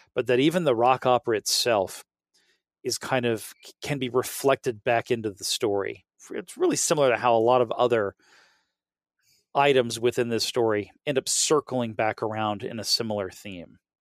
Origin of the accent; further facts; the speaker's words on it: the South, United States; I'm from the South and the South pronounces things badly